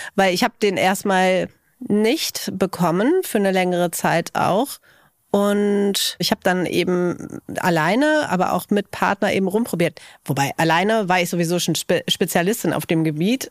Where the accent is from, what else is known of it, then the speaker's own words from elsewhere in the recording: Cologne, North Rhine-Westphalia, Germany; ich komme ja aus Köln